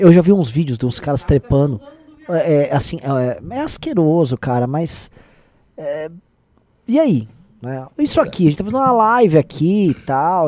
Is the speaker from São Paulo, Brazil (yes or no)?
yes; São Paulo, Brazil; Eu e meu irmão viemos da ZL